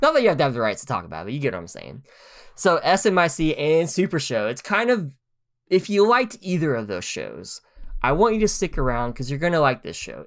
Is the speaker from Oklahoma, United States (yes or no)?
yes; Oklahoma, United States; moved away as an adult; now in Tennessee, United States; we're both from Oklahoma